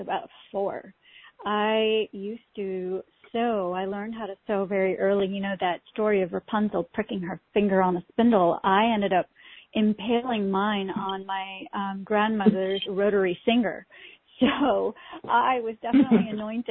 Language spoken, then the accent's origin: English; Pakistan; now in United States; I was born in Pakistan